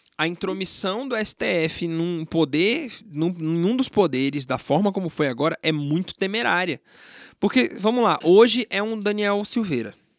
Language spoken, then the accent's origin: Portuguese; Brasília, Federal District, Brazil; eu nasci aqui em Brasília, fui criado em Brasília